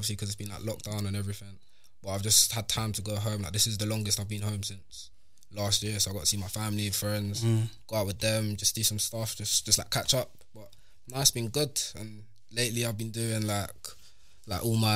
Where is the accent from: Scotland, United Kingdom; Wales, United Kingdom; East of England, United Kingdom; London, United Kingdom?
East of England, United Kingdom; Stevenage; I'm from Stevenage, so like, I've just literally like grown up there like practically all my life